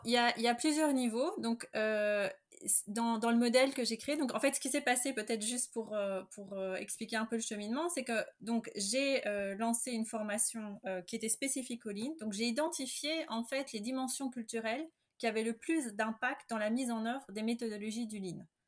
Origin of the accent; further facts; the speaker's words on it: Belgium; je suis belge